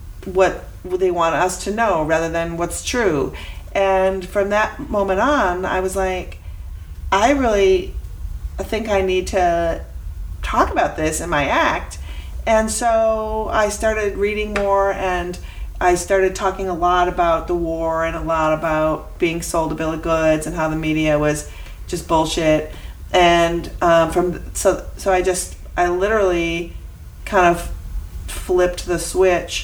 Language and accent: English; Minnesota, United States; moved away; I'm from Minnesota